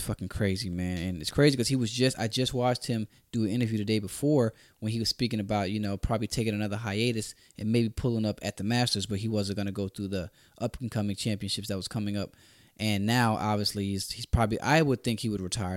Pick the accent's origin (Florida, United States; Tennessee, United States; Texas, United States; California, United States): Florida, United States; Orlando; We're both from Orlando